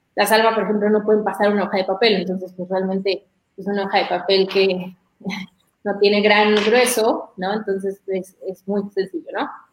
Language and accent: Spanish; Mexico